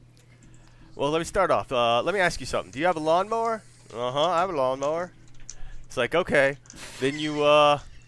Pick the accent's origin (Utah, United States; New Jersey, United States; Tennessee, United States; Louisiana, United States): Louisiana, United States; Cajun country; growing up in Cajun country